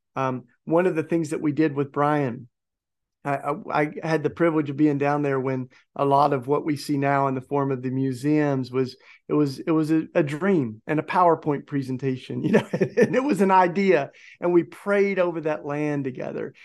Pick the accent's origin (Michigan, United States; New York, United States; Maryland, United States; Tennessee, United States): Tennessee, United States; my home state of Tennessee